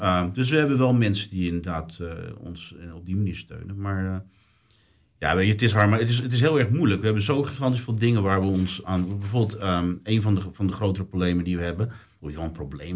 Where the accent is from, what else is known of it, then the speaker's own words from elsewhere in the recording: Netherlands; now in British Columbia, Canada; als Nederlander